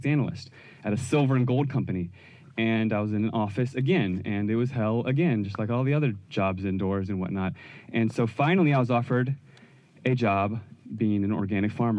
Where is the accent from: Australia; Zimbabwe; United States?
United States; Virginia; I grew up in Virginia